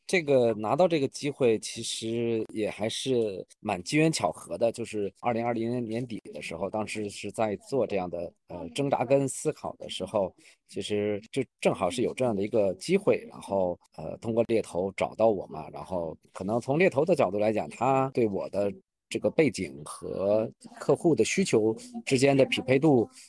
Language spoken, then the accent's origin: Chinese; Beijing, China; also born or lived in Europe / Shanghai; 土生土长的北京人。然后目前的话，工作和生活都在北京